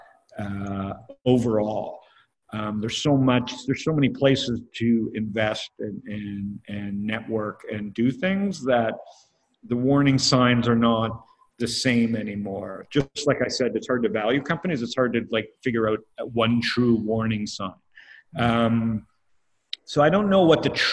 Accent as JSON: {"language": "English", "country": "Canada", "said": "I'm Canadian."}